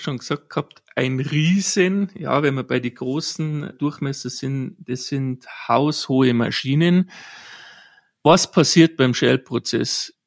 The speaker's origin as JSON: {"language": "German", "region": "Bavaria", "country": "Germany", "tie": "born or raised there", "said": "gebürtig bin ich aus Bayern"}